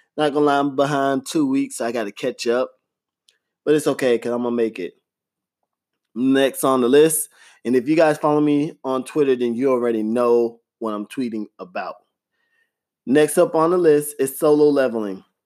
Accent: Florida, United States; growing up in Florida, gosh, those summer heats are ridiculous

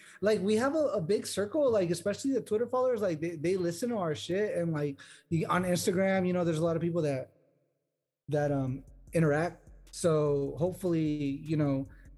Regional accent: Bakersfield, California, United States; I'm from Bakersfield, California, and we have this sick ass wing spot here

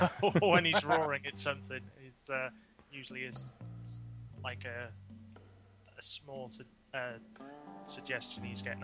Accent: North Wales, United Kingdom; from North Wales

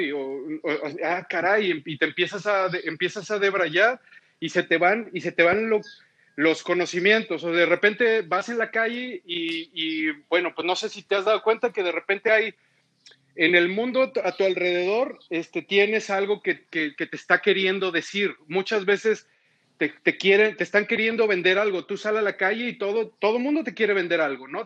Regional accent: Mexico; como mexicanos

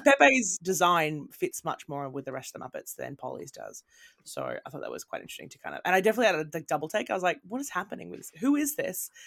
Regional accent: Australia; moved away as an adult; also born or lived in Britain; now in United Kingdom; I'm from Australia. Now I live in mm. Britain

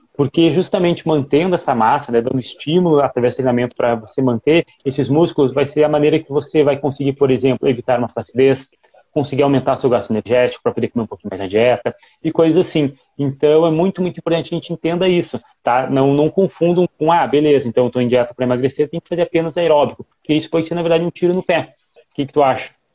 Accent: Rio Grande do Sul, Brazil; eu tenho 22 anos, eu sou do Rio Grande do Sul

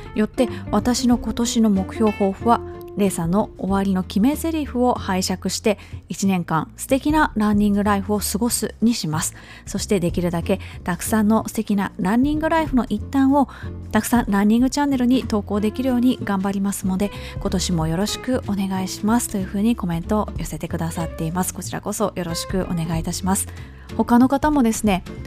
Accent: Kobe, Hyogo, Japan; moved away; 私の実家は神戸市須磨区というところ

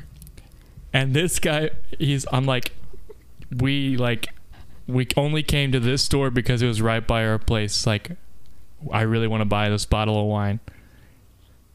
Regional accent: United States; I'm American

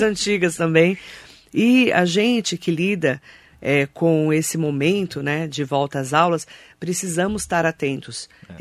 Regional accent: Suzano, São Paulo, Brazil; Eu que sou de Suzano, imagina, meu pai estudou no Raul Brasil

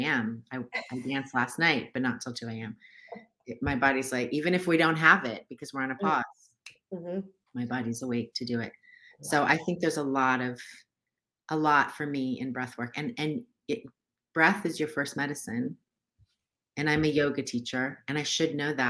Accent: United States; I grew up in America

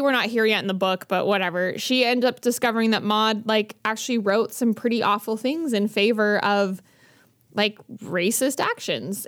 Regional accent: Bountiful, Utah, United States; I grew up in Bountiful

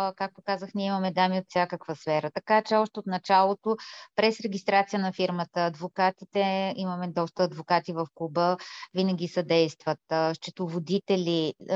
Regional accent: Bulgaria; ние наистина се гордеем, че сме българки и още повече всички ние, които сме тук останали в България

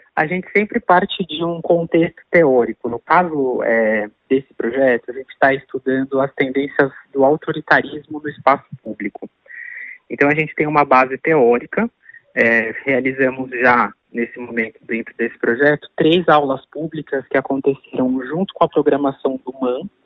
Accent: Brazil

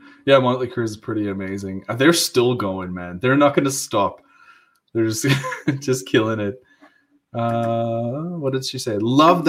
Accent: South Africa; moved away as an adult; I grew up in South Africa, that's why I sound funny.

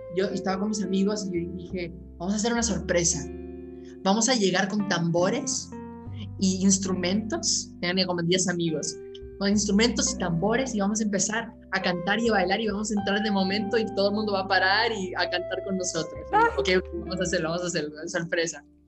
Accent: Aspen, Colorado, United States; Yo originalmente nací en Aspen, Colorado

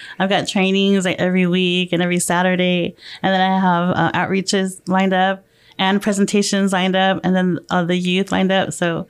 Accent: Philippines; I'm Filipino, so I don't know much about the Native American other than what I've learned in school.

